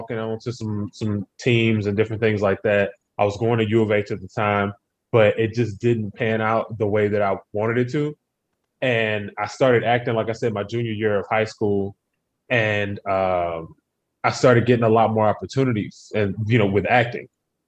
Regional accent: Humble, Texas, United States; I'm from Humble, which is just outside of Houston

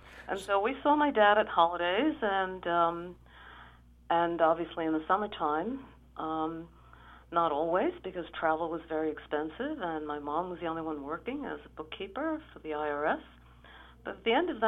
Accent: New York City, New York, United States; I was born in Brooklyn.

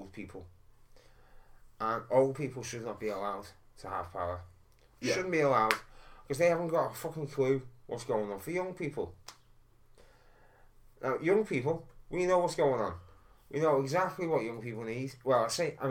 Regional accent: Liverpool, North West England, United Kingdom; I grew up in Soxteth on Granby Street

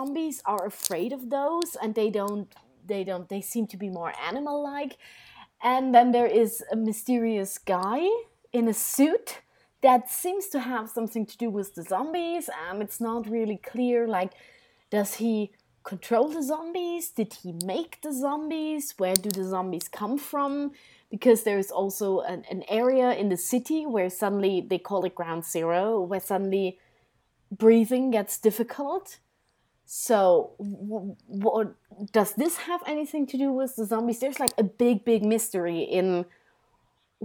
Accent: Austria; I come from Austria.

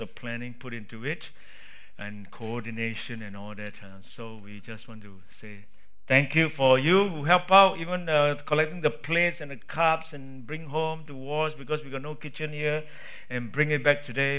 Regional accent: Singapore; I'm a Singaporean. I'm a big kiasu as well.

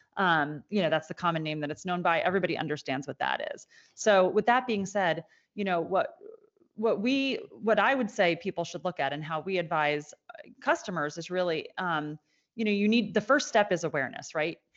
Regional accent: Annapolis, Maryland, United States; my hometown in Annapolis

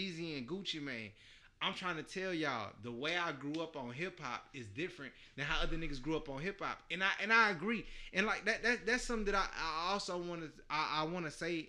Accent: the South, United States; I'm from the South

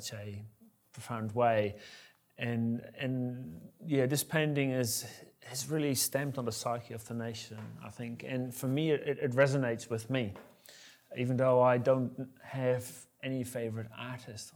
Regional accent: Netherlands; moved away as an adult; also born or lived in United States; I was born in Holland, the Netherlands, tiny little country, about 150 kilometers wide, 300 kilometers long, and I was born smack in the middle. I grew up there, I was raised there

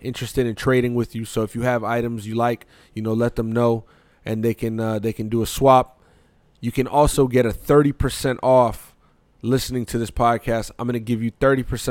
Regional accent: Bethlehem, Pennsylvania, United States; I'm from Pennsylvania. Well, I was born in Pennsylvania

